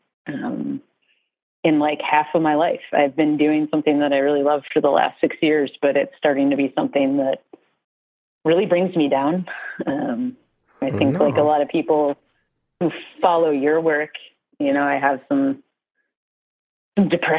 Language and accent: English; Midwest, United States; moved away; I am originally from the Midwest, so it's deep in my genes